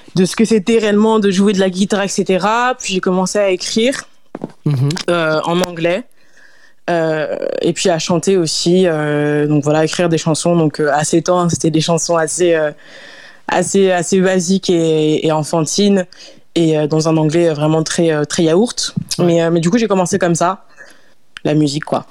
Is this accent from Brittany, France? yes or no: no; Lyon, Auvergne-Rhône-Alpes, France; also born or lived in Lille; j'ai grandi à Lyon. Euh, donc, j'ai déménagé à, Lyon quand j'avais 6 ans environ.